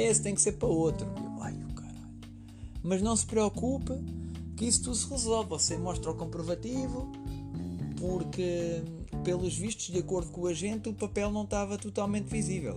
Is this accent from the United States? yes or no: no; Leiria, Centro, Portugal; moved away; eu em Leiria é onde eu sou originalmente